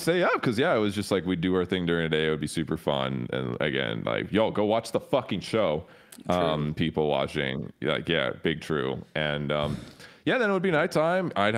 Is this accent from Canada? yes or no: yes; Toronto, Ontario, Canada; growing up in Toronto, I didn't really have like metal homies